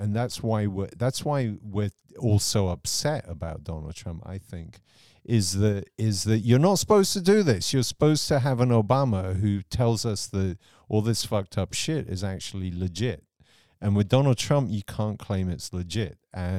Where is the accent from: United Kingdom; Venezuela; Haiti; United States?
United Kingdom; England; So for me, I grew up in the England of Margaret Thatcher, but Margaret Thatcher adopted American ideals.